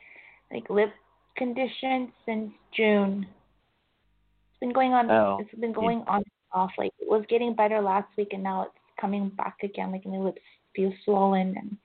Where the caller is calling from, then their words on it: Vancouver, British Columbia, Canada; Yes. Hi, James. … I'm calling from Vancouver.